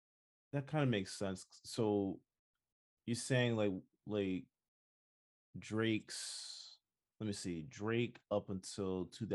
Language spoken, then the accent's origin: English; Jamaica; I'm Jamaican.